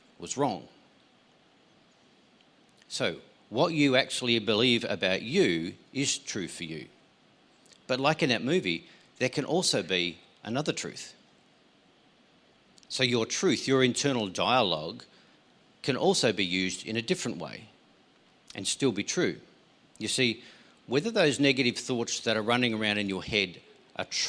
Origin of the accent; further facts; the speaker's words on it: Tasmania, Australia; I grew up in Tasmania.